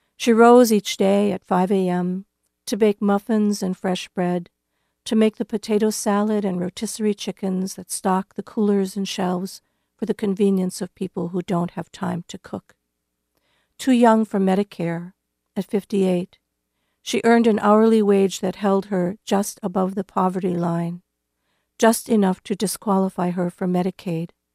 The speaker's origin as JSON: {"language": "English", "region": "North Dakota", "country": "United States", "tie": "born or raised there", "moved": "yes", "lives_now": "Iowa, United States", "said": "my home state of North Dakota"}